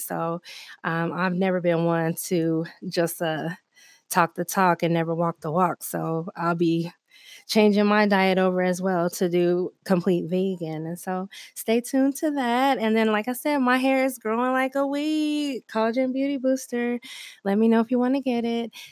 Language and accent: English; Denver, Colorado, United States; I grew up in Park Hill in Colorado